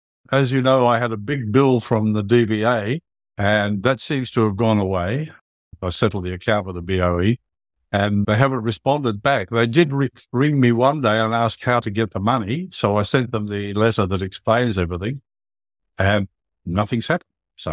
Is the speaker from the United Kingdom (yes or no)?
yes; England, United Kingdom; moved away; Yeah, I remember when we came over from England, we sailed over here in 1955, I think it was, and we didn't need passports or anything.